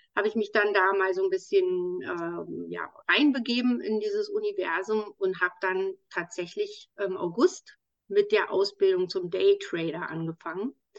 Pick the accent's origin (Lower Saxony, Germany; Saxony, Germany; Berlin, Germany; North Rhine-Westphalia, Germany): Berlin, Germany; in meiner Heimatstadt